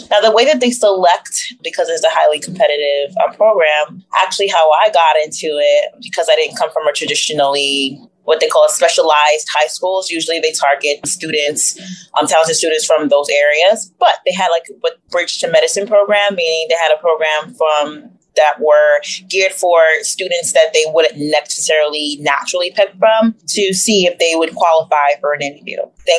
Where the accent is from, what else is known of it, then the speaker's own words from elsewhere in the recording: New York City, New York, United States; also born or lived in Edo State, Nigeria / Rootstown, Ohio / Long Island, New York; I was born in Nigeria, in Edo State. I came to the U.S. when I was 2 years old and practically haven't left since then. Raised in Jamaica, New York with my mom and my dad. Most of my childhood was spent in Queens.